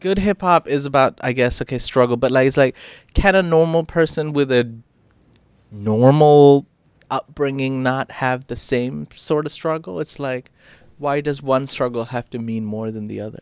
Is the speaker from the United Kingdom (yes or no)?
no; Phuket, Thailand; I, I come from Phuket as well